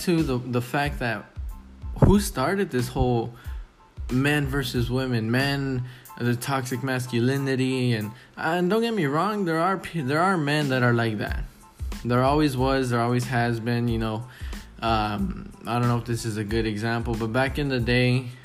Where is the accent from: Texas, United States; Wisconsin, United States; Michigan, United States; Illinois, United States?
Texas, United States; It pays good down here. I'm from Texas.